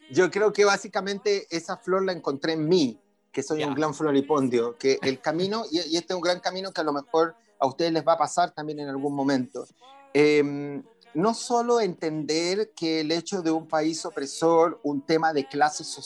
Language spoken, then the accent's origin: Spanish; Medellín, Antioquia, Colombia; also born or lived in Chile; nosotros nos fuimos de Chile el 73 y nos fuimos a vivir, yo recién nacido, a Colombia, a Medellín, donde vivimos por casi 10 años.